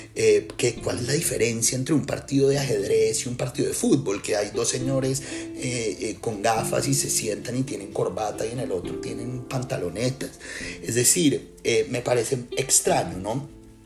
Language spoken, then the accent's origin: Spanish; Colombia; also born or lived in Israel; now in Spain; yo ahorita vivo en España, yo viví en Israel, eh, eh, nací en Colombia